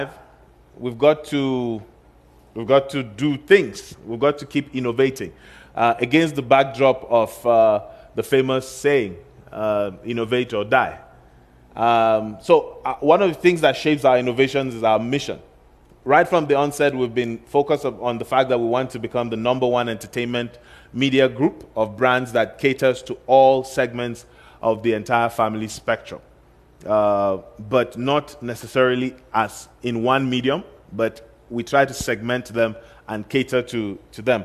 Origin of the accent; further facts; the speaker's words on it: Kaduna, Kaduna State, Nigeria; Kaduna, which is my hometown